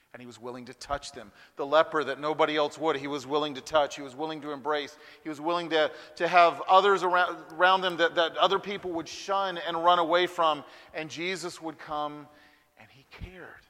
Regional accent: Huntsville, Alabama, United States; now in Birmingham, United States; I was born and raised in Huntsville, Alabama

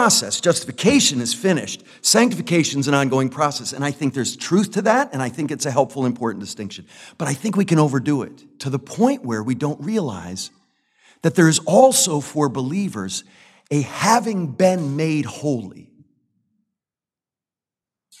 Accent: United States; I love my country as an American citizen

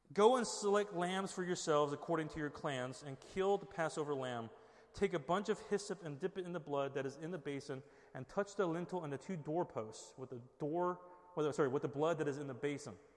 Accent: Southern California, United States; moved away; we're from Southern California

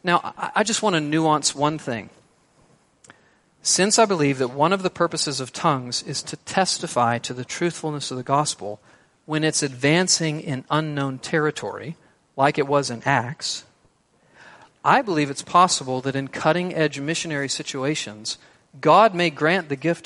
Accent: Texas, United States; I'm a Texan

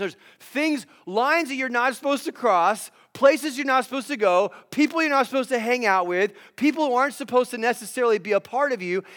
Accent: Los Angeles, California, United States; now in Phoenix, United States; I live in Ph, the Phoenix area in Arizona, although I'm originally from Los Angeles.

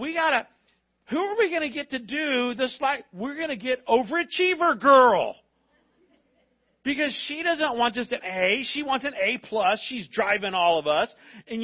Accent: Florida, United States; when I was growing up in Florida schools

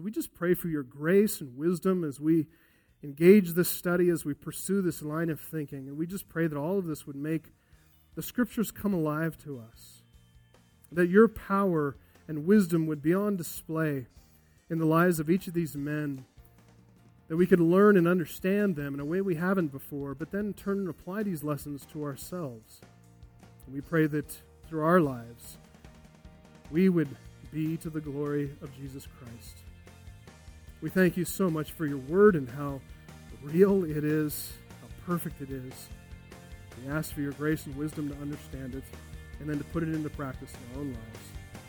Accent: United States; As American evangelicals

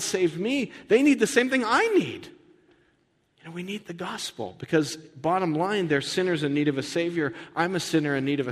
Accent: United States; as an American

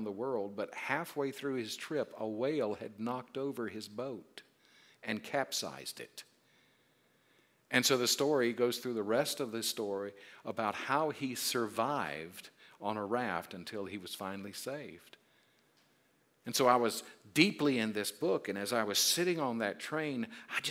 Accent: South Carolina, United States; I'm from South Carolina

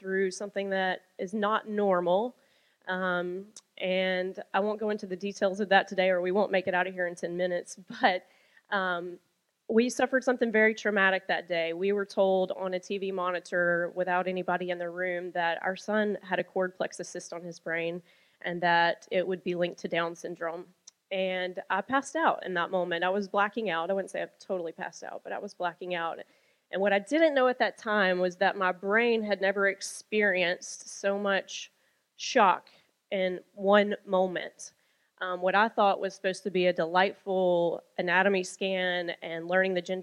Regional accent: Birmingham, Alabama, United States; moved away as an adult; I was born on a warm June day in Birmingham, Alabama, to my parents who are still married and still living. Praise God for that. And I was a strawberry blonde, the middle of 3 children. And I was born and raised in Alabama.

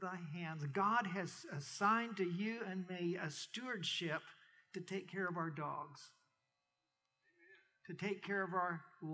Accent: Major County, Oklahoma, United States; moved away as an adult; also born or lived in California / Kent, Ohio; I grew up in Major County in Oklahoma

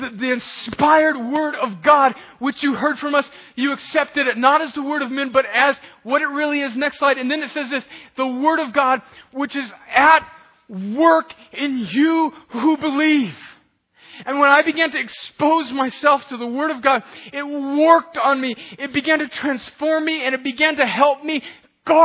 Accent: El Centro, California, United States; in my hometown of El Centro, California

